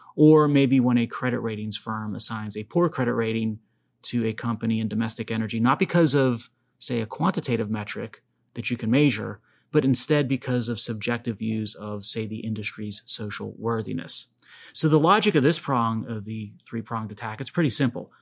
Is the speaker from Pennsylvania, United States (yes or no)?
yes; Pittsburgh, Pennsylvania, United States; although I never left Pittsburgh